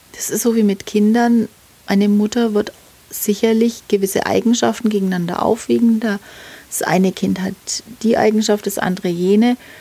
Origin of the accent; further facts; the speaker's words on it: Nuremberg, Bavaria, Germany; meine Heimatstadt